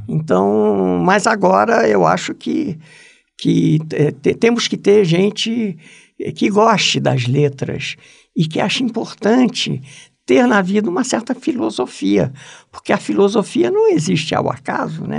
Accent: Brazil; moved away; nós somos brasileiros

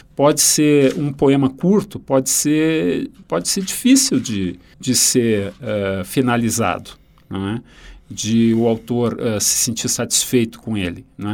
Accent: Rio Grande do Sul, Brazil; um autor da minha terra

